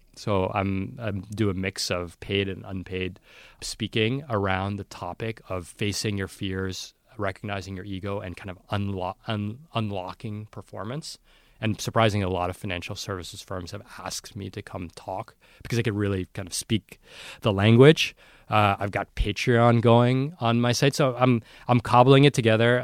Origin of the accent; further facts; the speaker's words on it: New York City, New York, United States; I grew up in New York City